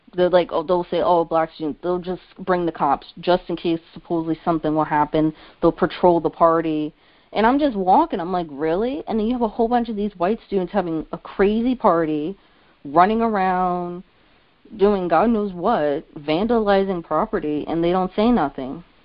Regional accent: New Jersey, United States; I was from Central Jersey

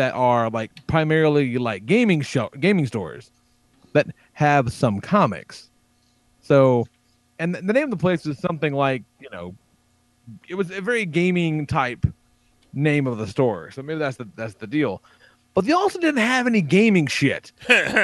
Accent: Tennessee, United States; me and this guy, we're from Tennessee

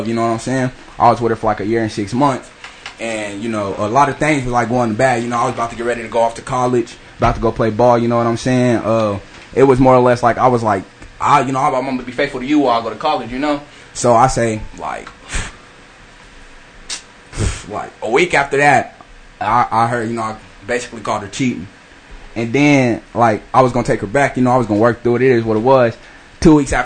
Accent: Wichita, Kansas, United States; I'm from Wichita

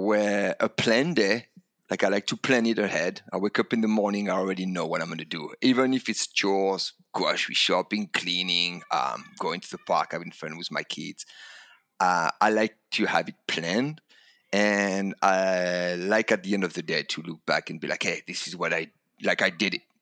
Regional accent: Calais, Hauts-de-France, France; English is a second language; moved away as an adult; now in United States; I come from France, um, and a l, small town called Calais in the north of France

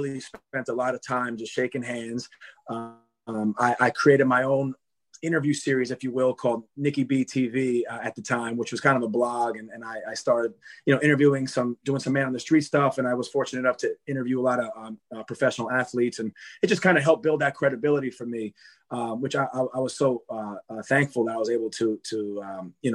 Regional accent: Long Island, New York, United States; I grew up on Long Island

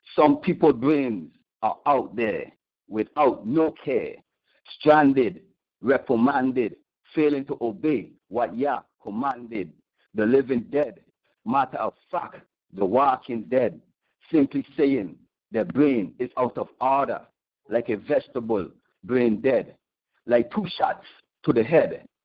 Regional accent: St. Thomas, U.S. Virgin Islands; the U.S. Virgin Islands, St. Thomas exactly

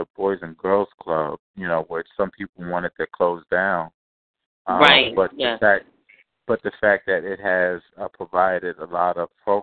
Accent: Venezuela; now in Philadelphia, United States; I'm originally from Venezuela

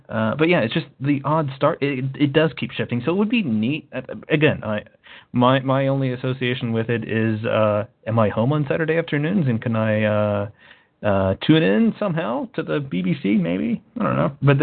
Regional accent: United States; being an American, having grown up with major networks, ABC, CBS, NBC

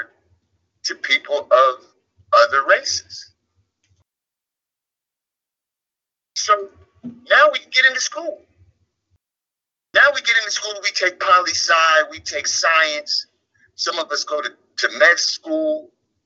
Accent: Orange County, California, United States; moved away as an adult; also born or lived in Washington State / New York; I grew up in Orange County, California, which is a story in and of itself.

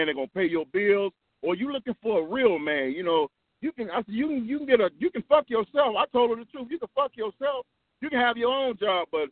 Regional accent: Chicago, Illinois, United States; I'm from Chicago

